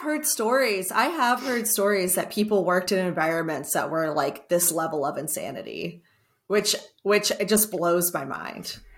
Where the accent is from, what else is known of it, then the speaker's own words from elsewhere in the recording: Texas, United States; I'm also Texan